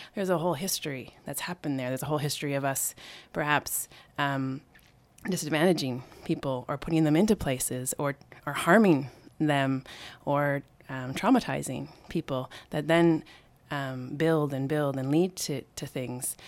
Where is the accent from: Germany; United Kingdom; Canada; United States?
Canada; moved away; I'm from Canada